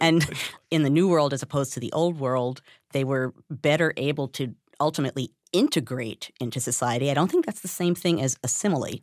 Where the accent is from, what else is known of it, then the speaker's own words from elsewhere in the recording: New York, United States; I grew up in New York